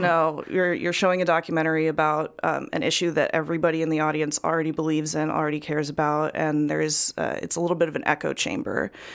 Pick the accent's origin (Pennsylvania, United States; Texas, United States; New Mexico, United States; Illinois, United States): Illinois, United States; Chillicothe; moved away as an adult; also born or lived in Mineral Point, Wisconsin; I was born in Mineral Point, which is a little town in Wisconsin, um, but I grew up in Central Illinois in a town called Chillicothe, which is also very small.